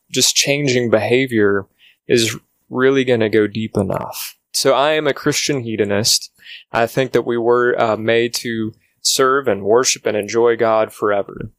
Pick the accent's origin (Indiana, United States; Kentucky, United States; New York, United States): Kentucky, United States; Louisville; I was born and raised in the Louisville, Kentucky area